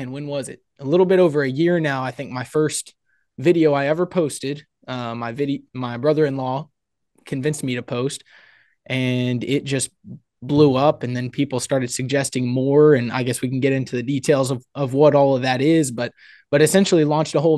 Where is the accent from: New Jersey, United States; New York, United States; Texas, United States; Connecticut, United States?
Texas, United States; Houston; So I come from the Houston, Texas area. Come from a big family.